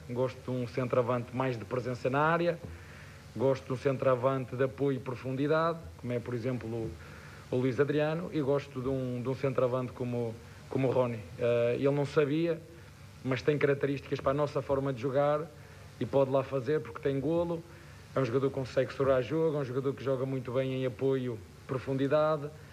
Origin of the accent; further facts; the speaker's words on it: Portugal; moved away; Eu sou português e falo a mesma língua